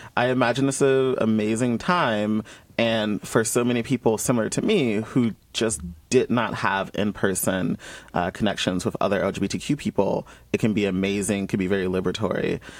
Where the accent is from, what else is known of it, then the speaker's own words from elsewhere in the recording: Columbus, Georgia, United States; moved away as an adult; being someone who's born and raised in Georgia, um, where up until I was 18.